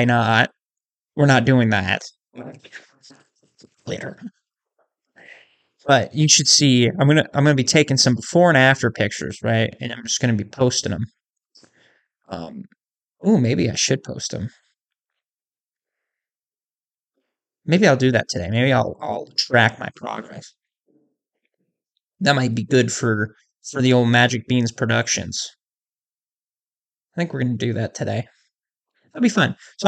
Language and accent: English; Iowa, United States; my home state of Iowa